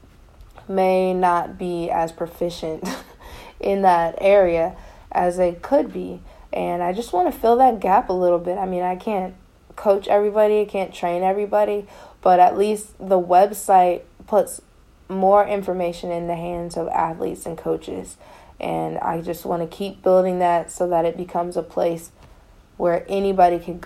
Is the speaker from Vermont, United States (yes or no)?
no; Elyria, Ohio, United States; I'm from Elyria, Ohio. We have one public high school